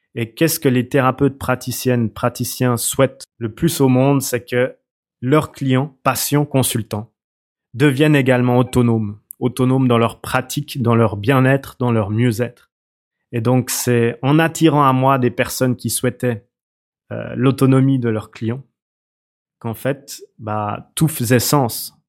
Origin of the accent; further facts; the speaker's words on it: Switzerland; je viens de, Suisse. Euh, ça s'entend peut-être d'ailleurs à mon accent